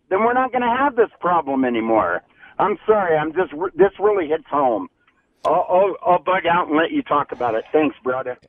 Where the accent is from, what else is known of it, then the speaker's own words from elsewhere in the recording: Ventura, California, United States; now in Utah, United States; I grew up in Ventura, California.